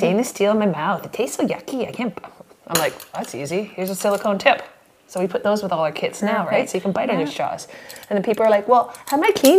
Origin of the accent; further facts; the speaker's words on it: Victoria, British Columbia, Canada; I'm from Victoria, British Columbia. I'm a mom.